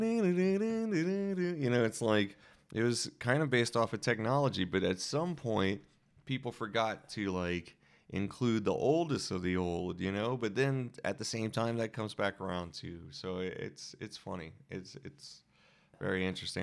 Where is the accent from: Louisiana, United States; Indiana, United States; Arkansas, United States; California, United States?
Louisiana, United States; moved away; I'm also from Louisiana where, you know, not only do we have, like, blues and jazz